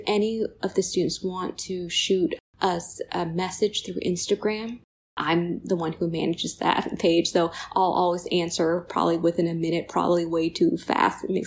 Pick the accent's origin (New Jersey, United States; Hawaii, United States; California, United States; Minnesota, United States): California, United States; moved away as an adult; also born or lived in Ann Arbor, Michigan / East Coast; now in Rochester, United States; I say I'm Californian, but honestly, I've been on the East Coast probably as long as I've been on the West Coast